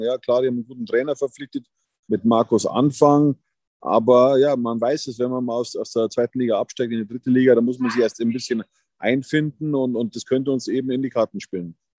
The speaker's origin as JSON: {"language": "German", "area": "Berchtesgadener Land", "region": "Bavaria", "country": "Germany", "tie": "born or raised there", "moved": "yes", "lives_now": "Munich, Germany", "said": "eben am Königssee in meiner alten Heimat. Es ist immer wieder schön, hier ins Berchtesgadener Land zu reisen"}